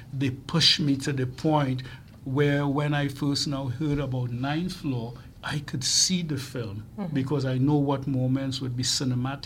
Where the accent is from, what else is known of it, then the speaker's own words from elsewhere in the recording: Trinidad & Tobago; moved away; as a young person growing up in Trinidad